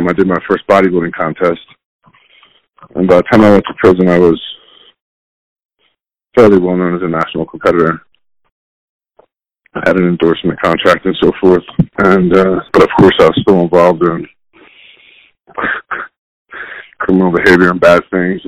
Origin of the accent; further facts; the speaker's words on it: Chester, Pennsylvania, United States; I was born in Delaware County, Pennsylvania, which is, it's on the outskirts of Philadelphia. I lived in a city called Chester